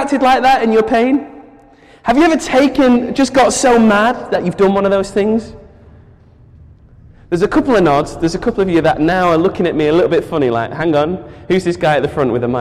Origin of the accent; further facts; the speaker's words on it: United Kingdom; as a British person